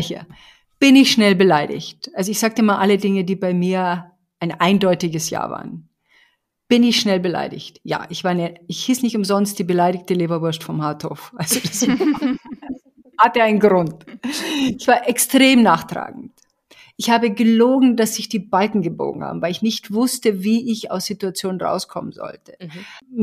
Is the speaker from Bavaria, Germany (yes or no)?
yes; Bavaria, Germany; ich komme aus Bayern